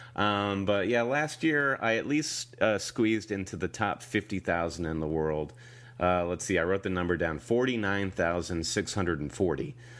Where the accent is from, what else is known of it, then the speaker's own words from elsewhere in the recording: United States; we're American